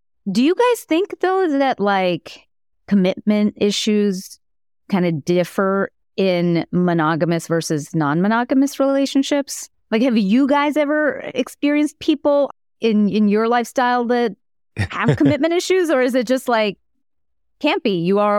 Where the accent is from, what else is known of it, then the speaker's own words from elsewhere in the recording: India; I'm Indian. I'm always doing math.